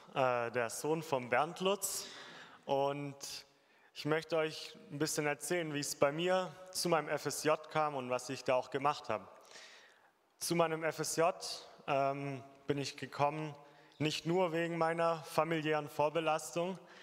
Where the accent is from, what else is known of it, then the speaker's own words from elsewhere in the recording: Germany; bei uns in Deutschland